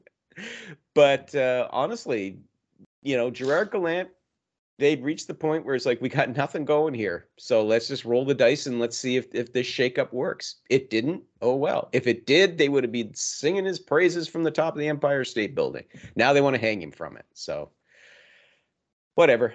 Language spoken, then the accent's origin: English; Canada; I'm Canadian